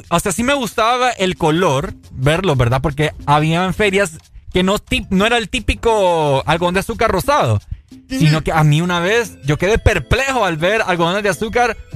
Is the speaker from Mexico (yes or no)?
no; Spain; born there; Yo te dije que yo nací en España.